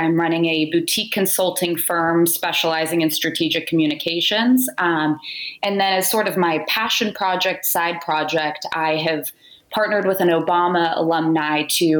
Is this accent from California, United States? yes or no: yes; Sacramento, California, United States; moved away as an adult; also born or lived in Virginia; now in Washington, D.C., United States; So I'm originally from California, Sacramento, to be precise. I went to school in Virginia, have been in Washington, D.C. for the better portion of a decade.